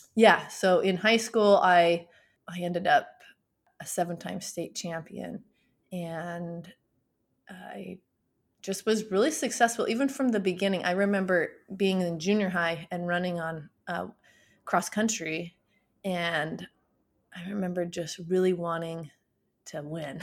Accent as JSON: {"language": "English", "town": "Beaver", "region": "Utah", "country": "United States", "tie": "born or raised there", "moved": "yes", "lives_now": "North Texas, United States", "said": "I was born and raised in Beaver, Utah."}